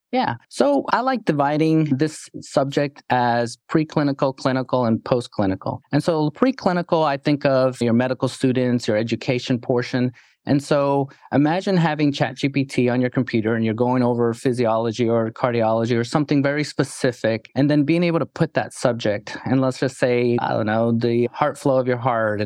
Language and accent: English; New York City, New York, United States; moved away; also born or lived in Texas; growing up in New York City